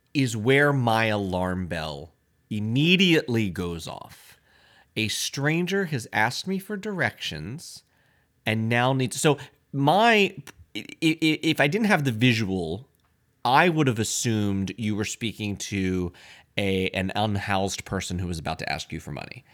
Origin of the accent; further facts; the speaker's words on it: Lancaster, Pennsylvania, United States; moved away; when I grew up in Lancaster, Pennsylvania